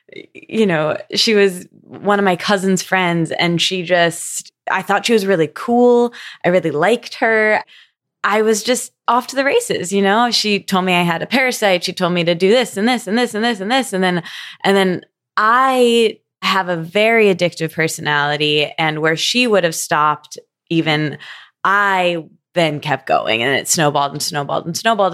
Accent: Midwest, United States; I grew up in the Midwest

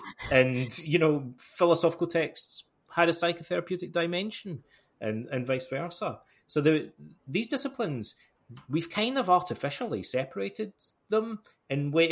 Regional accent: Alloway, Scotland, United Kingdom; moved away as an adult; also born or lived in Toronto, Canada / Montreal, Canada; in my hometown here

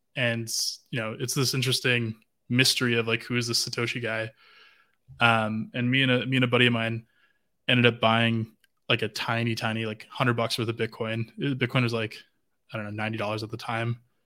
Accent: Vancouver, British Columbia, Canada; I'm from Vancouver.

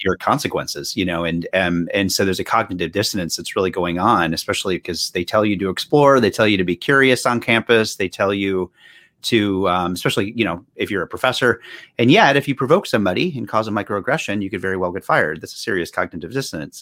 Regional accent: North Carolina, United States; now in Boston, United States; I'm from North Carolina originally

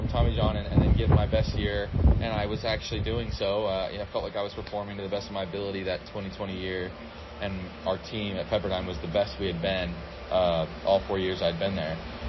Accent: Murray, Utah, United States; my hometown called Murray

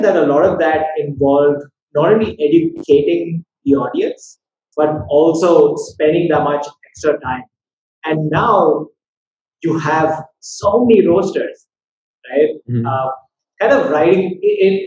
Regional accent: Chennai, Tamil Nadu, India; Chennai is my hometown.

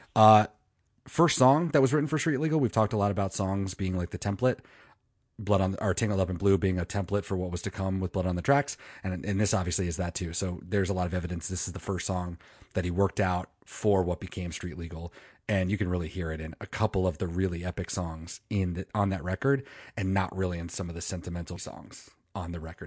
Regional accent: Manassas, Virginia, United States; moved away; my hometown of Manassas, Virginia

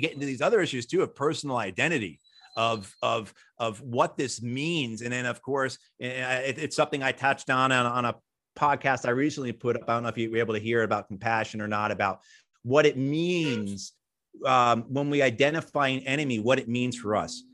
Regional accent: outside New York City, United States; I grew up outside New York City

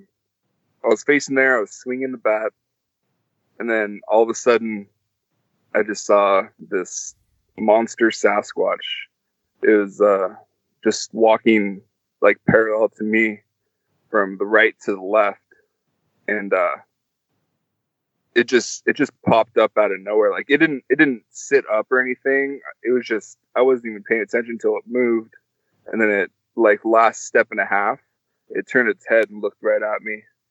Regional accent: Alaska, United States; moved away; I was born in Alaska

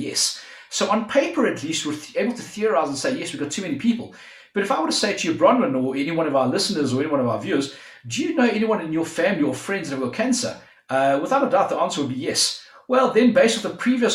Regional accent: South Africa; we're both from South Africa

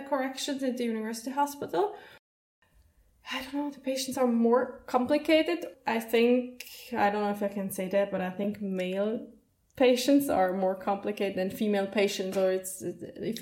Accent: around Zurich, Switzerland; I grew up like around Zurich

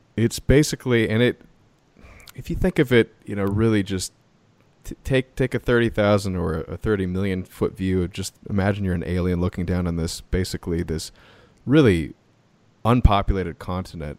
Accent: United States; as an American

